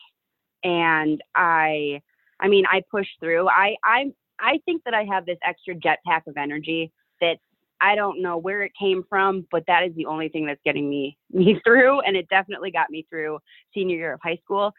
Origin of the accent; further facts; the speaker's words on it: Winnetka, Illinois, United States; also born or lived in New Hampshire; I grew up in Winnetka, Illinois, which is the suburbs of Chicago as well.